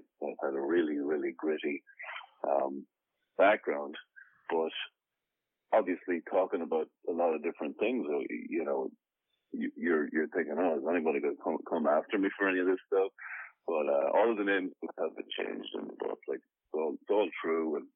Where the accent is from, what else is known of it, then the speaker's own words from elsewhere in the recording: Ireland; moved away as an adult; now in United States; born and raised in Ireland